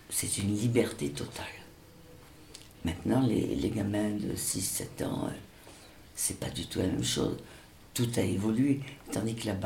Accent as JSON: {"language": "French", "country": "Senegal", "tie": "born there", "said": "Je suis née au Sénégal le 5 septembre 1946 parce que mon père était à trésorerie générale."}